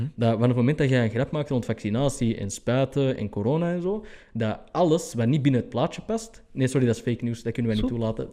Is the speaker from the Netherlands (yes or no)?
no; Antwerp, Flanders, Belgium; ik als Antwerpenaar